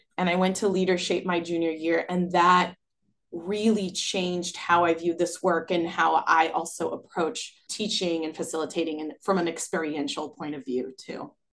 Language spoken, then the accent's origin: English; Brazil; now in United States; my growing up in Brazil and then living in the U S